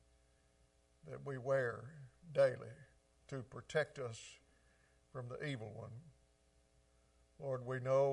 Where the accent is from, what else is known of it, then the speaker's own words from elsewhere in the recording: the South, United States; I grew up down here in the South